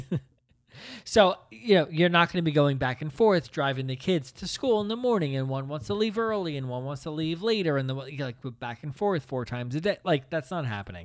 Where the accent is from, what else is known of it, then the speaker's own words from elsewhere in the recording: Princeton, New Jersey, United States; we grew up in the Princeton area